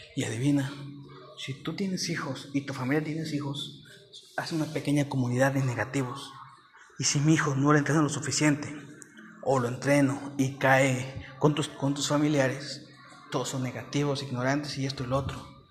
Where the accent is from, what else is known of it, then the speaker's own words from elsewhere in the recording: Mexico; also born or lived in Mexico City; Yo soy de México y ahorita me vine, o sea, México, Ciudad de México. Y ahorita, bueno, siendo honestos, bueno, no importa, soy de otro estado